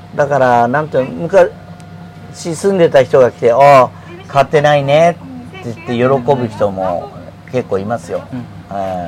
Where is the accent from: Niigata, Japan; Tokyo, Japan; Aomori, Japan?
Tokyo, Japan; born or raised there